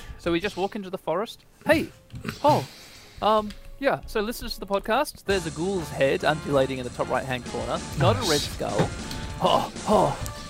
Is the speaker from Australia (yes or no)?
yes; Australia; As an Australian